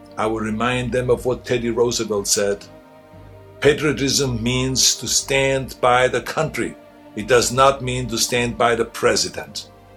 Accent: Austria; moved away as an adult; now in United States; I grew up in Austria

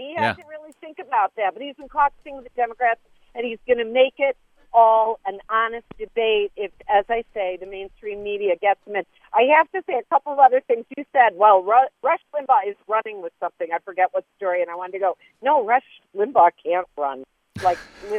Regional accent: Rochester, New York, United States; I'm from Rochester, New York.

